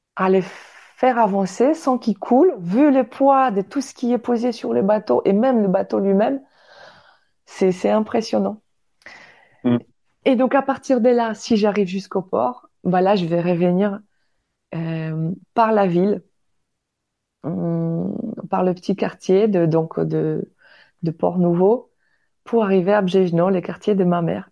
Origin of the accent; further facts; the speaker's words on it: Baltic coast, northern Poland, Poland; French is a second language; moved away as an adult; now in France; je suis polonaise, polonaise de naissance